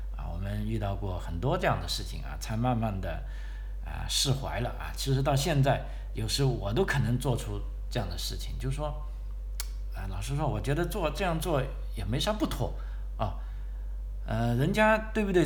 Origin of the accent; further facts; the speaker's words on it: China; moved away as an adult; now in Australia; 我们来自中国的朋友